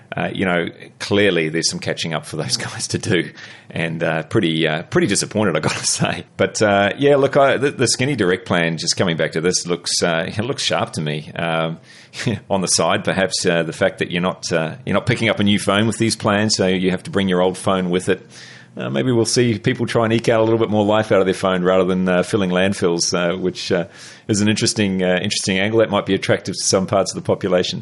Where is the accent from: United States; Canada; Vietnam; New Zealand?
New Zealand; moved away as an adult; now in Melbourne, Australia; I'm a Kiwi